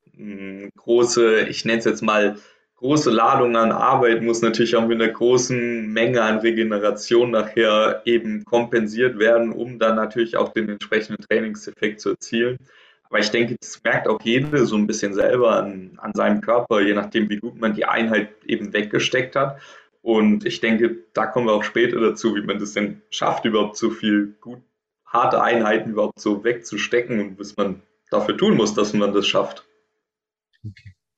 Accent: Trier, Rhineland-Palatinate, Germany; in Trier in meiner Heimat quasi im Verein

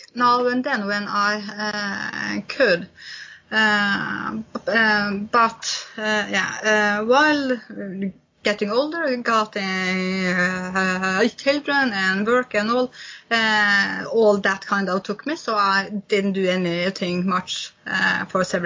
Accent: Honningsvåg, Finnmark, Norway; I'm from North Cape, which is on the top of Europe, where I grew up.

